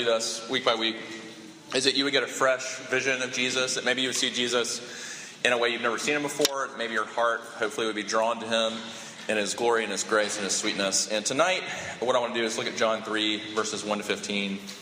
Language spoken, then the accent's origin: English; Sumter, South Carolina, United States; I grew up in Sumter